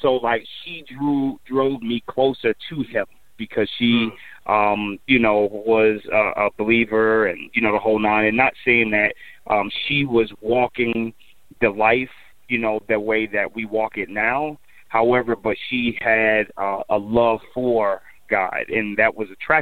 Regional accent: Elizabeth, New Jersey, United States; moved away as an adult; also born or lived in Michigan; originally born and raised in Jersey, man, Elizabeth, New Jersey, and then made my way to Michigan back in 93

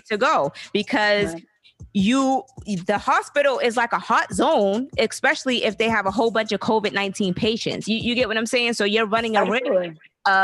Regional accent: the South, United States; I'm from the South.

